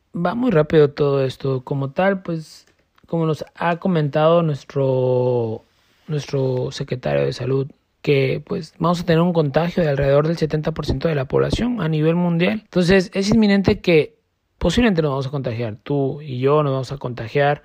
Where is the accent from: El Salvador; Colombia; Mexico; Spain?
Mexico; nosotros como mexicanos